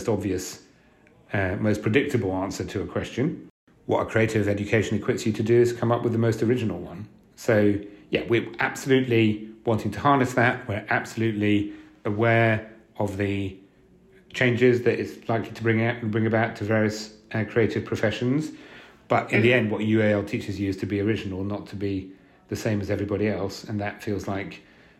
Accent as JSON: {"language": "English", "country": "France", "tie": "born or raised there", "moved": "yes", "lives_now": "London, United Kingdom", "said": "I was born in London and then grew up for most of my life in France"}